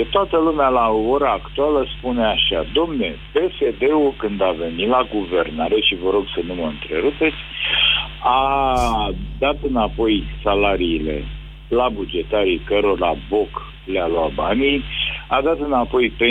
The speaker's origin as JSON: {"language": "Romanian", "country": "Ukraine", "said": "da, ucrainien, cărețul."}